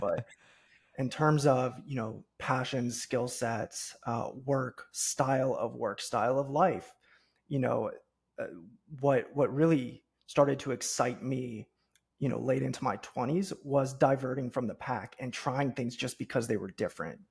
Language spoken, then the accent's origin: English; Cincinnati, Ohio, United States; born and raised in the Midwest, so I grew up in Cincinnati, Ohio